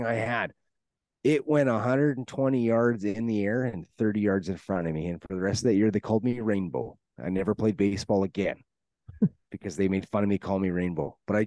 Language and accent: English; Canada; being a Canadian